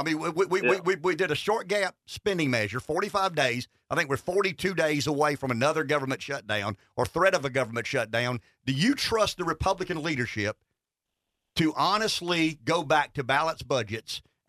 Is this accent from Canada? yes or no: no; United States; I'm not in a labor union, but I am an American who cares about, you know, the auto industry